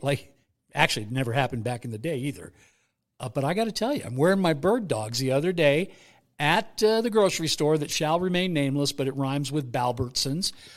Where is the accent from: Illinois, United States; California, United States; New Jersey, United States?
California, United States; Bay Area; I grew up in the Bay Area